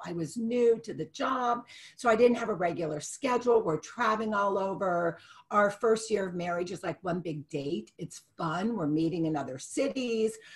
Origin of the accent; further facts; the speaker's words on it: Youngstown, Ohio, United States; also born or lived in Dallas, Texas / Houston, Texas / Dayton, Ohio; I grew up in Youngstown